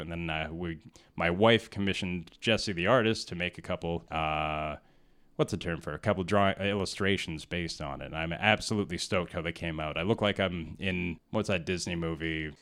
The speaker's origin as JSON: {"language": "English", "town": "Whitehorse", "region": "Yukon", "country": "Canada", "tie": "born or raised there", "also_born_or_lived": "Vancouver", "moved": "yes", "said": "I grew up in Whitehorse, Yukon"}